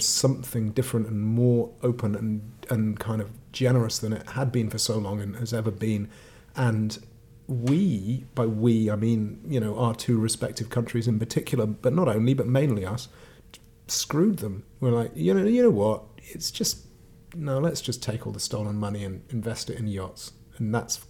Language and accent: English; Mid Wales, United Kingdom; growing up in Mid Wales on a farm, which was wonderful